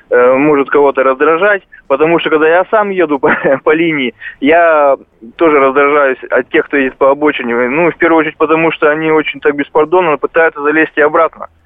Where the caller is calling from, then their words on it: Novosibirsk, Novosibirsk Oblast, Russia; Здравствуйте, я звоню из Новосибирска и хотел бы высказать только мнение.